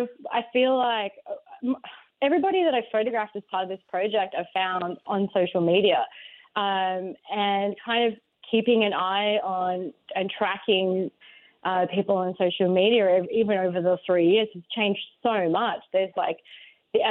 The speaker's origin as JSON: {"language": "English", "country": "Australia", "said": "Yes, I am. I'm from Australia, so it's like I can kind of view American culture from this kind of outsider's lens."}